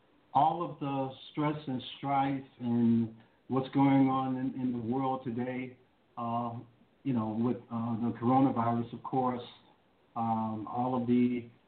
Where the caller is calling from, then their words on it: Chicago, Illinois, United States; I am calling from the great city of Chicago, Illinois, just south of Chicago, actually about 40 miles, but that's still considered Chicago.